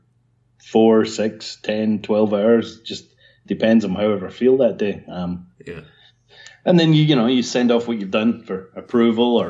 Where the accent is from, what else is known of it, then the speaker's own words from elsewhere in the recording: Scotland, United Kingdom; moved away as an adult; also born or lived in Portsmouth / London / Dewsbury; I grew up in Scotland, and then at the age of 18, I got hired by Catalyst Coders in Portsmouth